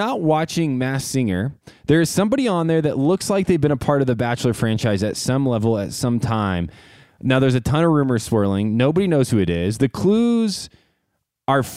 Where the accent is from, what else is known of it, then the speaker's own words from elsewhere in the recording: Midwest, United States; I grew up with a family who owned a fish fry business, and so we grew up frying fish around the Midwest for a living every weekend